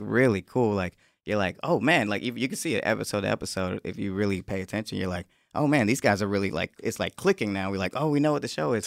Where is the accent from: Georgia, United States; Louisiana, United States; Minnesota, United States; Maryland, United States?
Georgia, United States; Atlanta; moved away; also born or lived in Connecticut; I'm from Atlanta and everybody's a rapper in Atlanta